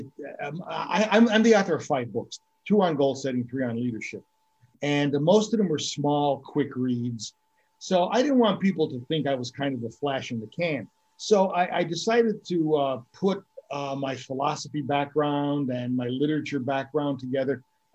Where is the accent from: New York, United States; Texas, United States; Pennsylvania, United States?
Pennsylvania, United States; Scranton; now in Tamarindo, Costa Rica; I'm originally from the Northeast Pennsylvania area, the Scranton-Wilkes-Barre area.